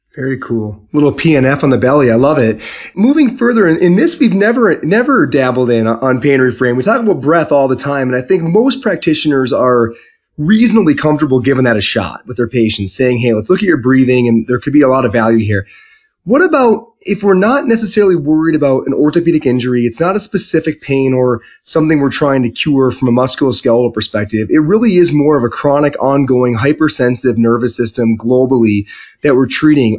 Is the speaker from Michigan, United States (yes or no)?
yes; Michigan, United States; I'm from Michigan